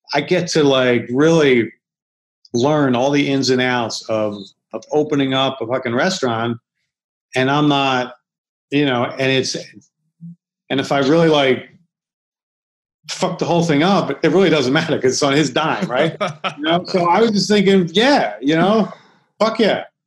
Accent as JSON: {"language": "English", "town": "Philadelphia", "region": "Pennsylvania", "country": "United States", "also_born_or_lived": "Los Angeles", "moved": "as an adult", "said": "I'm from Philly"}